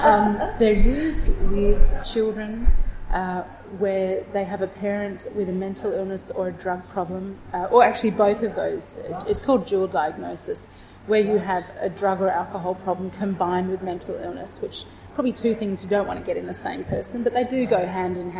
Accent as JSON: {"language": "English", "town": "Fremantle", "region": "Western Australia", "country": "Australia", "tie": "born or raised there", "moved": "as an adult", "lives_now": "Melbourne, Australia", "said": "my hometown, which is Fremantle in Western Australia"}